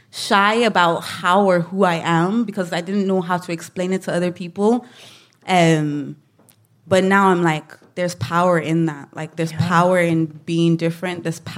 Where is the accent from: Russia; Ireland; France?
Ireland; obviously being Black, being Irish, living in Ireland. I think people don't know how to market me.